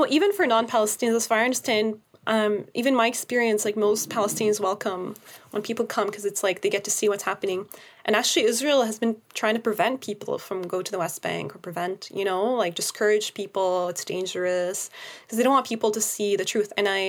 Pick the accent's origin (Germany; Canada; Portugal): Canada; now it's hard to see it as a Canadian because this new law